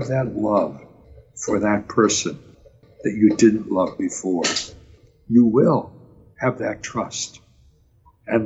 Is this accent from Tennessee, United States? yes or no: no; Wilkes-Barre, Pennsylvania, United States; as a boy growing up in Wilkes-Barre